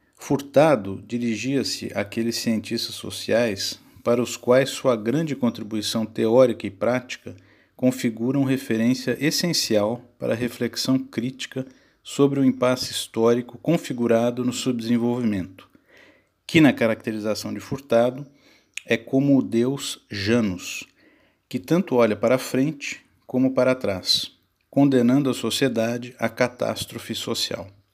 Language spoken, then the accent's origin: Portuguese; São Paulo, Brazil; nasci em São Paulo no ano de 1977